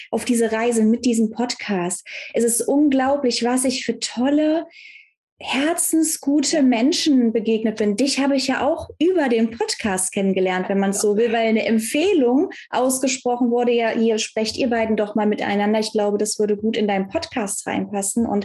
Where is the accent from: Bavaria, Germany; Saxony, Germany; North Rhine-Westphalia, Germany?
North Rhine-Westphalia, Germany; ich komme ja aus dem Kölner Raum, aus dem Bergischen Land und ich bin halt eine Frohnatur